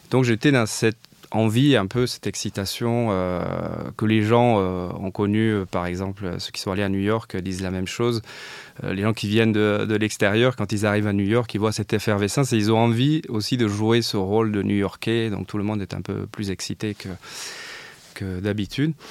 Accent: south of France, France; puisque je venais du, sud de la France. J'avais fini mes études à Montpellier.

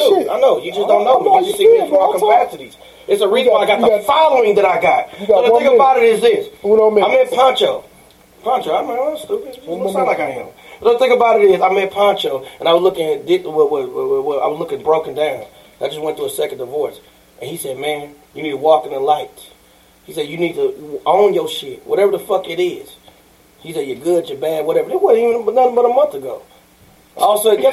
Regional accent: St. Louis, Missouri, United States; also born or lived in Kansas City, Missouri; growing up in St. Louis, I went to 13 different schools and I grew up in social services

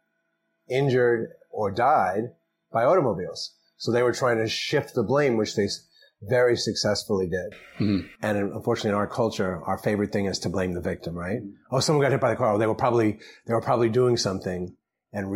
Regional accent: New York City, New York, United States; I grew up in the Bronx, and as many people in my Bronx neighborhood, we spent a lot of our summer, or as much as we could, in Rockaway Beach

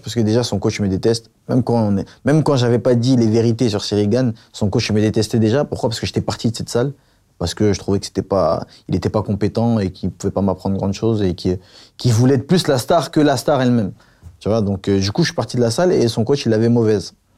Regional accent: Paris, Île-de-France, France; also born or lived in Avignon; J'ai grandi à Paris, dans une cité, j'ai grandi à, à, Avignon aussi

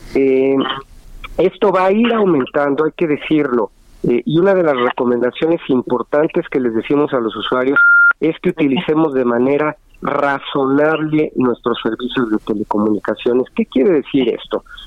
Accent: Mexico; como usuarios mexicanos

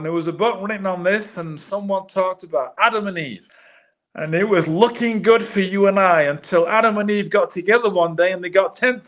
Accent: Manchester, North West England, United Kingdom; moved away; I'm born and raised in Manchester

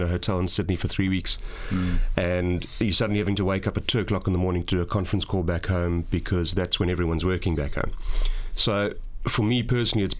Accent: South Africa; as a South African referee

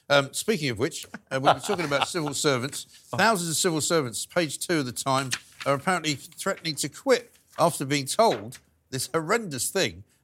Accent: London, United Kingdom; I'm born and raised in London.

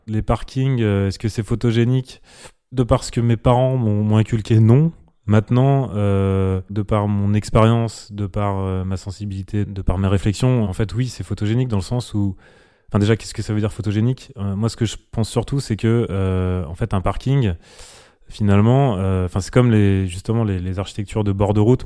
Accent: Lyon, Auvergne-Rhône-Alpes, France; now in Paris, France; je suis né en 1980 à Lyon.

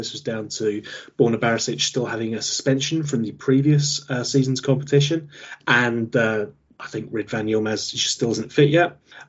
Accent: England, United Kingdom; because we're English and we're definitely supporting them.

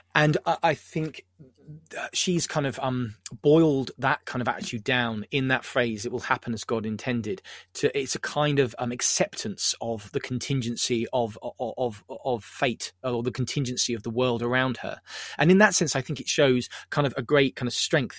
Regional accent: Southampton, South East England, United Kingdom; I'm from Southampton

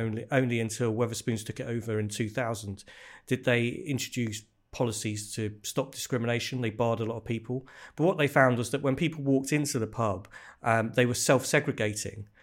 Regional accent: Bedfordshire, East of England, United Kingdom; I grew up in Bedfordshire

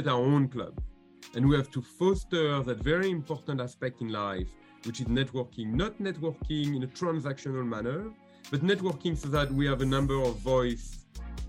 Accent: France; accent: French; English is a second language; moved away as an adult; also born or lived in Washington, United States; now in United States; I'm a Frenchman. You might have noticed it from my very slight accent. And I came to the United States when I was 22

